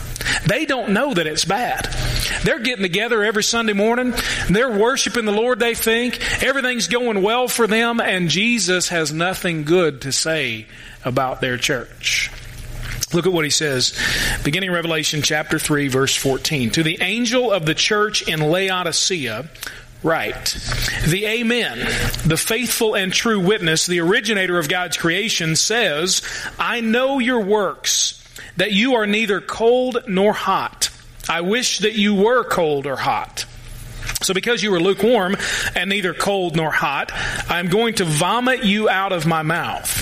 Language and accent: English; United States